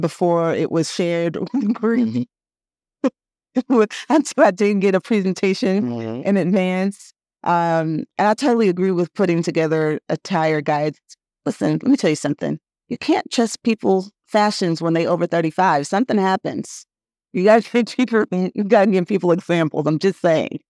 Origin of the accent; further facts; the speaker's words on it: Oakland, California, United States; moved away as an adult; also born or lived in New York; I am from the Bay Area. I'm born and raised in Oakland